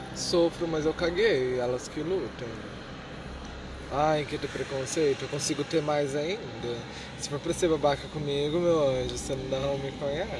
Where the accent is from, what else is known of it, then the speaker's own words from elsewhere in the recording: Cornélio Procópio, Paraná, Brazil; also born or lived in Minas Gerais; Eu nasci aqui em Cornélio, fui embora para Minas Gerais, daí eu vim embora para Cornélio muito novo